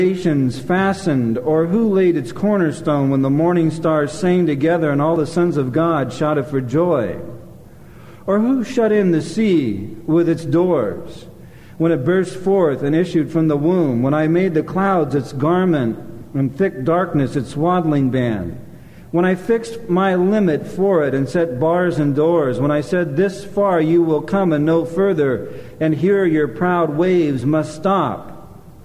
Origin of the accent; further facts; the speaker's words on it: Anaheim and Long Beach, California, United States; moved away; also born or lived in Glendale, California / Michigan / Minneapolis, Minnesota; grew up in Anaheim and Long Beach